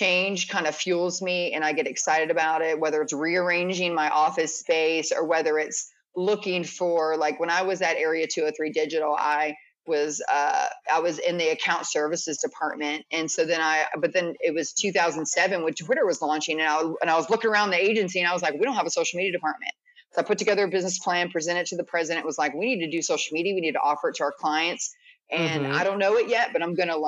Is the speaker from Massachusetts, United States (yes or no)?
no; DC area, Maryland, United States; moved away as an adult; now in Atlanta, United States; I'm from Maryland, DC area. And so I'm from a big city